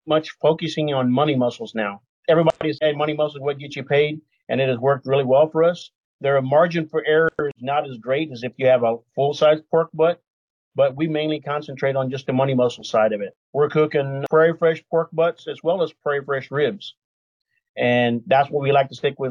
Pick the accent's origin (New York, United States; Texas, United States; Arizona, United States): Texas, United States; we're from Texas